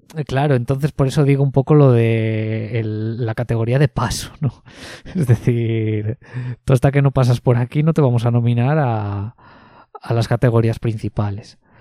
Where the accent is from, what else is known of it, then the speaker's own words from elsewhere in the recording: Ponferrada, Castile and León, Spain; moved away; mi ciudad de origen, en Ponferrada